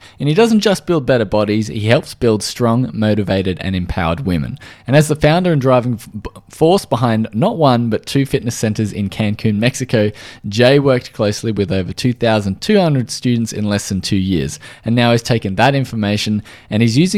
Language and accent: English; Australia; I am from Australia